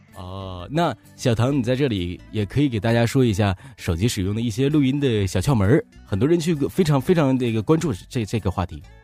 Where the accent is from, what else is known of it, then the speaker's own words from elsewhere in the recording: Northeast China, China; accent: Northeastern; 我是，哎，你听我口音，你听不出来我是哪里人吗？ 东北旮旯的。 对呀，东北这旮瘩的，不是旮旯的。